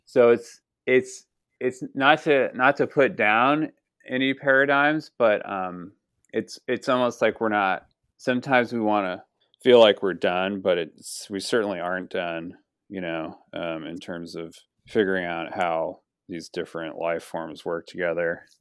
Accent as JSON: {"language": "English", "town": "Sonoma", "region": "California", "country": "United States", "tie": "born or raised there", "said": "growing up in Sonoma. Colin and I, you know, went to Sonoma High"}